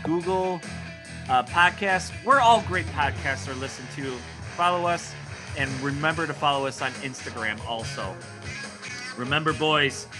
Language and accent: English; Milwaukee, Wisconsin, United States; I'm from Milwaukee